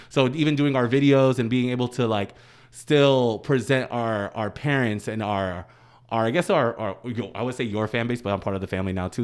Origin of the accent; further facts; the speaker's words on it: near Boston, Massachusetts, United States; in Boston, 'cause my hometown is forty-five minutes out